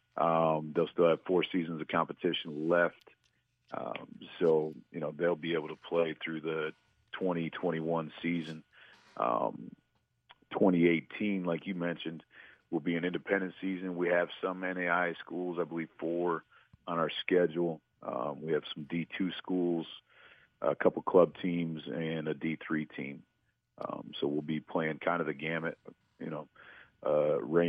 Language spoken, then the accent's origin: English; Flushing, Michigan, United States; also born or lived in Missouri; I grew up in Flushing, just outside of Flint.